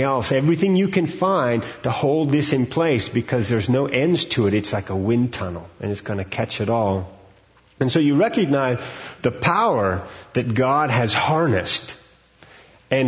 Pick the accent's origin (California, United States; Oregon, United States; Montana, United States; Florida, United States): Montana, United States; northern; now in Fort Collins, United States; I grew up in northern Montana, just a stone's throw from the Canadian border on the Great Plains